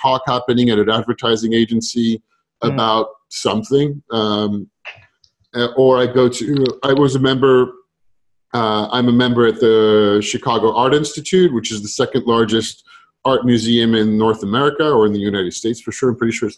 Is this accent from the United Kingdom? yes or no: no; France; I grew up in France